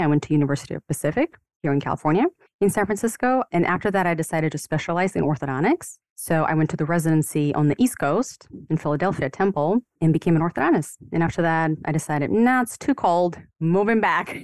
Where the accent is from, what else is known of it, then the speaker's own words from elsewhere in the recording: Ukraine; moved away as an adult; now in United States; I was born and raised in the Ukraine